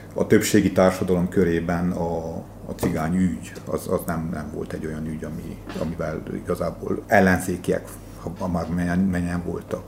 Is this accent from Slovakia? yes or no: no; Székely Land, Romania; én székelyként